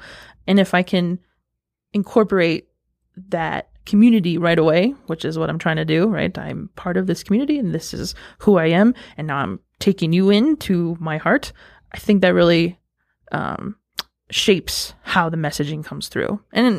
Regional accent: Cheyenne River, South Dakota, United States; And that just identifies me as … I am from Cheyenne River, South Dakota. That's the Minneconjou folks. So I'm a citizen of that tribe up there.

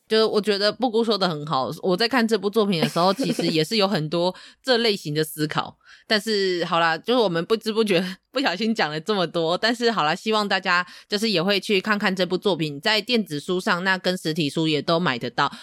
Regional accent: Taiwan; also born or lived in Tainan; 身为一个台湾人，我们受到了多元文化的影响

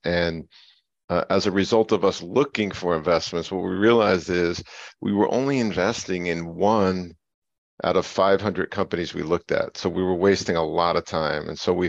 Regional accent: New Jersey, United States; My background is born and raised in North Jersey, New Jersey.

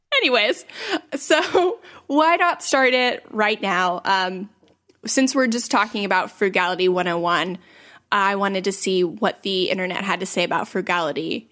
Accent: St. Petersburg, Florida, United States; I was born in nineteen eighty-nine in Saint Petersburg, Florida. So that currently makes me twenty-eight, almost twenty-nine. Uh, and I still live in Saint Petersburg, Florida

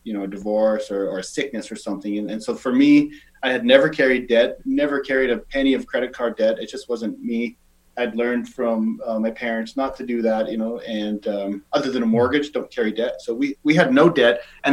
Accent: Saskatchewan, Canada; also born or lived in Calgary; now in Victoria, Canada; I'm from Saskatchewan

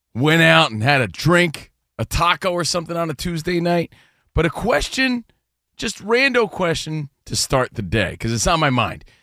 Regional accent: United States; also born or lived in New Jersey / New York; now in Los Angeles, United States; we're from New Jersey and New York. We're from the East Coast, but we live out here

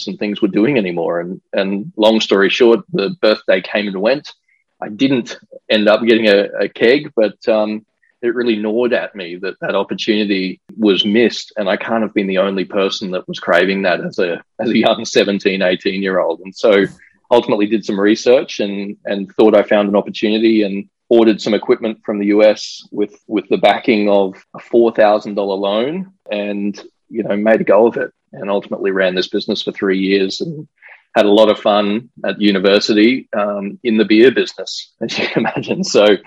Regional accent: Brisbane, Queensland, Australia; growing up in Australia

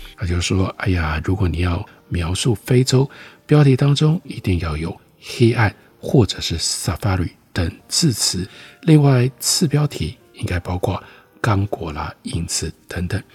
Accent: Taiwan; 我们台湾人

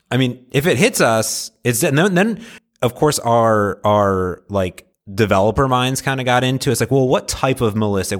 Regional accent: Seattle, Washington, United States; I'm from Seattle

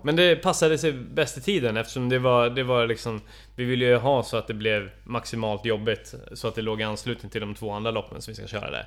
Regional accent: Stockholm, Stockholm County, Sweden; för mig som stockholmare

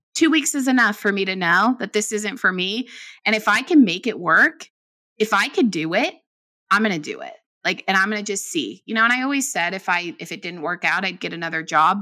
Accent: Bay Area, California, United States; I'm from the Bay Area

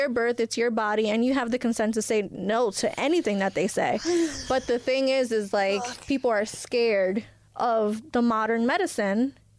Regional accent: Elizabeth, New Jersey, United States; I was born here. I was born in Elizabeth, where I'm from.

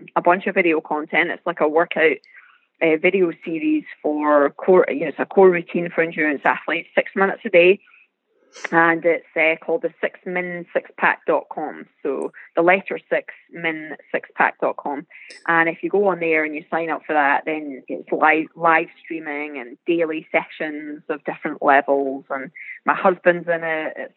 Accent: Scotland, United Kingdom; accent: Scottish; now in San Diego, United States; growing up in Scotland, always being on the East Coast racing

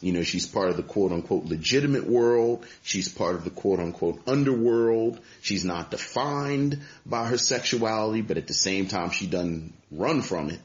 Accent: Baltimore, Maryland, United States; I'm just from Baltimore

